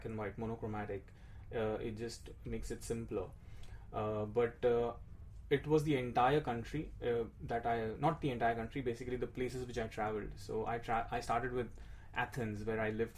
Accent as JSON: {"language": "English", "town": "Mumbai", "region": "Maharashtra", "country": "India", "tie": "born or raised there", "moved": "yes", "said": "I'm born and brought up in India, Mumbai"}